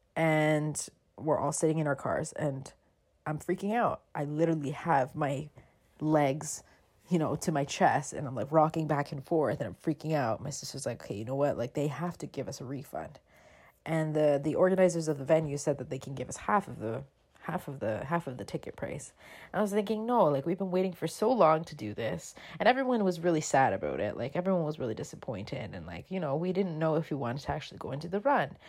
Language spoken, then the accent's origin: English; Toronto, Ontario, Canada; when I was a kid growing up in Toronto